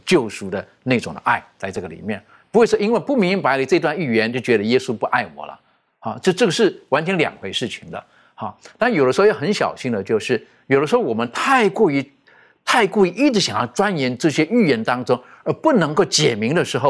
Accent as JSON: {"language": "Chinese", "country": "China", "said": "这个跟我们，特别是我们中国人，我们那种思维哈，我们孝道百善孝为先哈"}